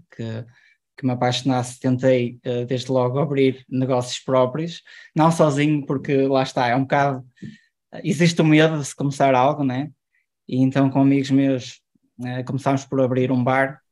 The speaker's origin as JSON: {"language": "Portuguese", "town": "Ponte de Lima", "region": "Norte", "country": "Portugal", "said": "Eu, eu sou de Ponte Lima"}